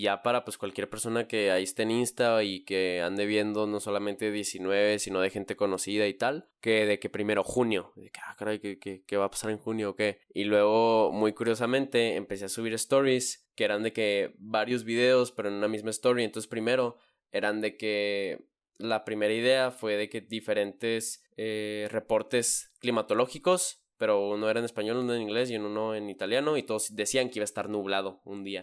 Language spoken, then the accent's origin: Spanish; Chihuahua, Mexico; es aquí donde estoy, en donde, de donde vengo